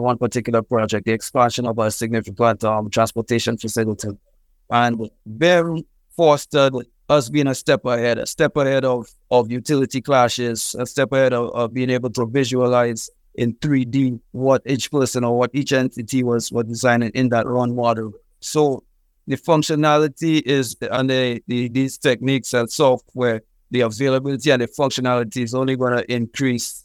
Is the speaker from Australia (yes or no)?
no; St. Lucia; moved away as an adult; also born or lived in Trinidad and Tobago / Texas; I'm originally from Saint Lucia in the Caribbean